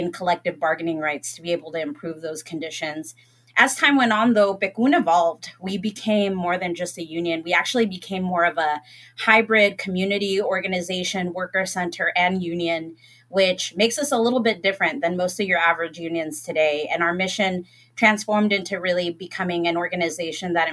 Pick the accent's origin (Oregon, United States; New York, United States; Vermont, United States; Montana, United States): Oregon, United States; Salem; I grew up in Northeast Salem, and it was a neighborhood where my entire street was pretty much Mexican-American families